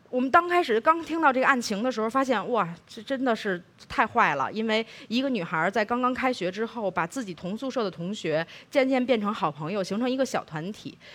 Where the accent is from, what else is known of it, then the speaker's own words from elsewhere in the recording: Beijing, China; 我是北京长大的